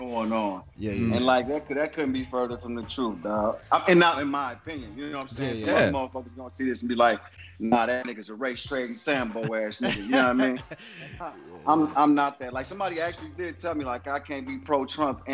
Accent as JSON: {"language": "English", "town": "Gary", "region": "Indiana", "country": "United States", "tie": "born or raised there", "said": "I'm from Gary, Indiana"}